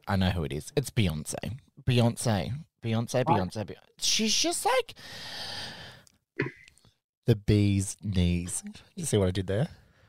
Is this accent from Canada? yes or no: no; Australia; because I'm Australian